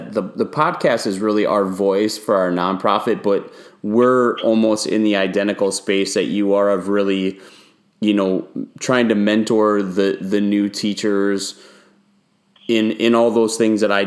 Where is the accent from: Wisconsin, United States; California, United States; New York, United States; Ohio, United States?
Wisconsin, United States; moved away as an adult; now in Houston, United States; I grew up in Wisconsin